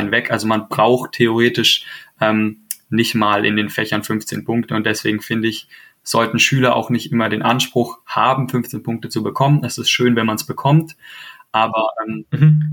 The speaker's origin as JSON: {"language": "German", "region": "Baden-Württemberg", "country": "Germany", "said": "ich komme ja auch aus Baden-Württemberg"}